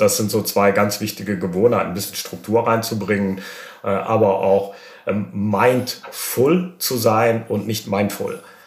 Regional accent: Germany; als Deutscher

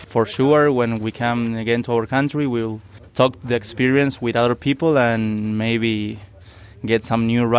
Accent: Argentina; from Argentina.

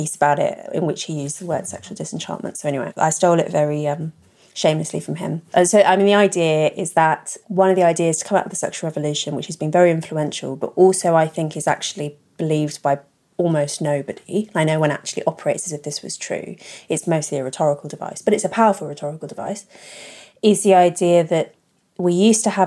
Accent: London, United Kingdom; I grew up in London.

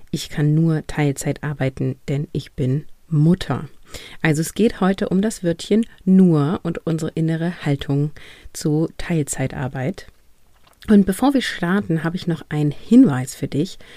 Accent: Northern Germany, Germany; ich komme aus dem Norden, hier ist das, ist das ein kurzes Event in der Schule und dann ist das zu Ende.

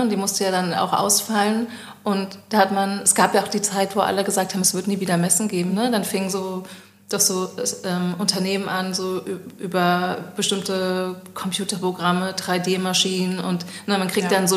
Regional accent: Berlin, Germany; ich bin Berlinerin, was wollt ihr jetzt hier in Düsseldorf von mir?

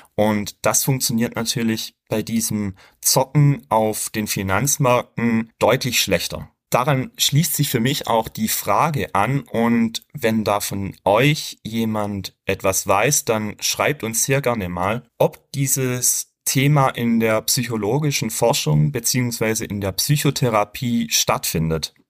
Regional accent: Germany; bei uns in Deutschland

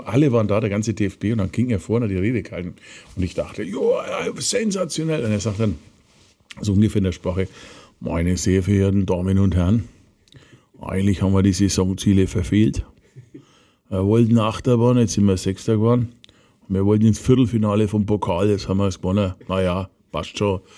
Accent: Nuremberg, Bavaria, Germany; ich komme aus dem Nürnberger Westen, ich war mit der Stadtgrenze, deswegen ja. bin ich immer sehr fürth gewesen. Ähm, ich habe da in Großreuth bei Schweinaut gewohnt

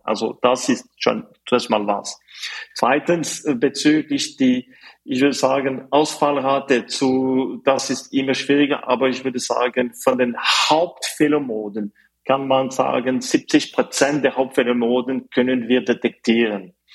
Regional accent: Fribourg, Switzerland; German is a second language; moved away as an adult; also born or lived in Zurich; Also ich komme aus der Schweiz. Ich bin äh, geboren auf die französische Seite von der Schweiz in Fribourg. Aber ich habe Deutsch gelernt

